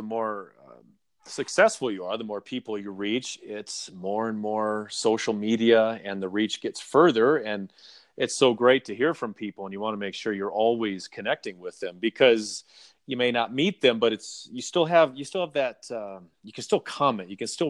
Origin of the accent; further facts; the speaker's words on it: California, United States; And because I grew up in Southern California, and that's what I remember